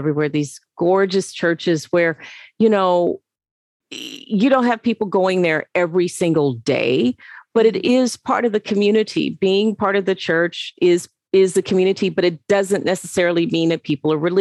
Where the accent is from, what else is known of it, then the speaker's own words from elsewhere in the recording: the South, United States; moved away; being an African American coming from the South